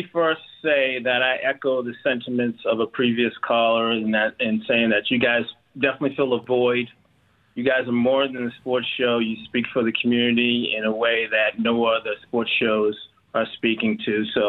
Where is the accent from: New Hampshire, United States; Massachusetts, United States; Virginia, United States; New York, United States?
Massachusetts, United States; Boston; now in San Antonio, United States; I am from Boston.